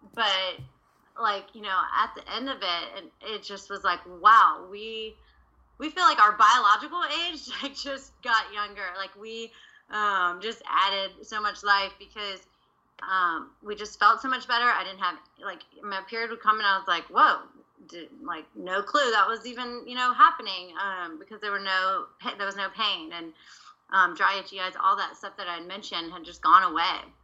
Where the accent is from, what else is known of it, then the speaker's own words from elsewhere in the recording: Louisiana, United States; I'm from Louisiana